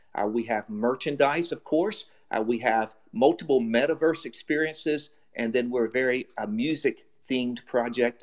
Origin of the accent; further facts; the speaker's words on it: United States; moved away as an adult; also born or lived in China; I'm an American, and but I also feel like I'm Asian. I lived in China for seven years